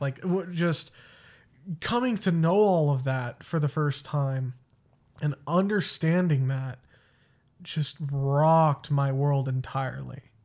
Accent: West Texas, United States; moved away; also born or lived in Colorado; I was born in Colorado and raised in Texas

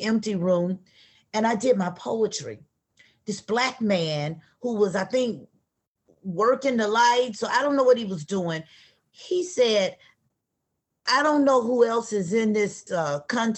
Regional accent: Atlanta, Georgia, United States; I'm from the South. I'm from Atlanta

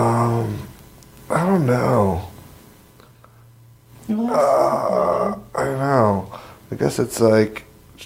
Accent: Jersey Shore, New Jersey, United States; The Jersey Shore

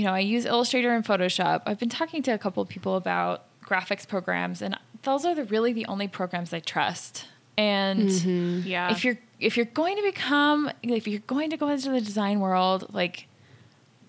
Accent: Salt Lake City, Utah, United States; also born or lived in San Francisco area, California; So I'm from Salt Lake City, Utah, grew up here, spent a little bit of time in San Francisco area. I'm back

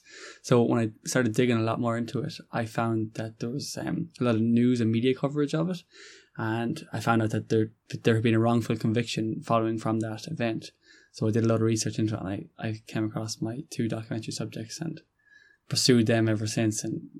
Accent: County Roscommon, Connacht, Ireland; I'm from County Roscommon.

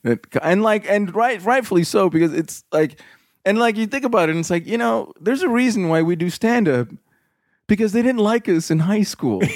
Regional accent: Covina, California, United States; also born or lived in Azusa, California; I grew up here in Southern California, a little burg called uh, Covina. I lived in Azusa

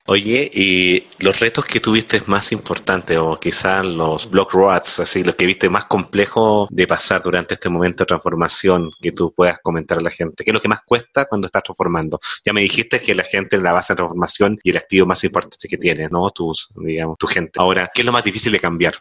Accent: Chile; soy de Chile

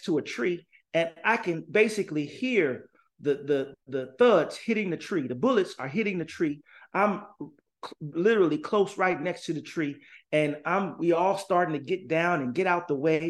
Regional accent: Gary, Indiana, United States; now in San Jose, United States; I'm from Gary, Indiana, born and raised.

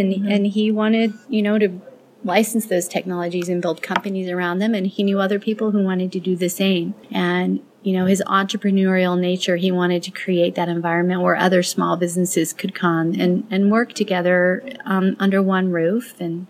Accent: Albuquerque, New Mexico, United States; So I'm a New Mexico native. Mm-hmm. I was born and raised in Albuquerque, third generation Italian family. So pretty odd to have a non-Hispanic family be here so long.

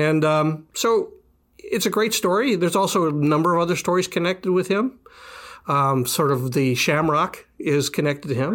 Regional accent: Milwaukee, Wisconsin, United States; moved away; I grew up actually in Milwaukee, Wisconsin

